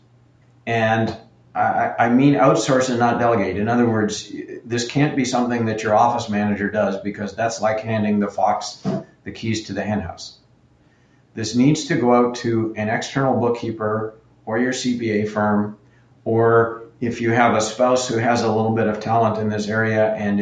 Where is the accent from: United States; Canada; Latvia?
Canada; I'm Canadian